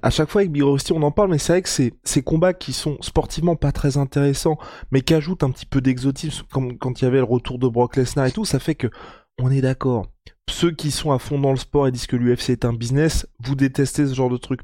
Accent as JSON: {"language": "French", "country": "France", "said": "on est français"}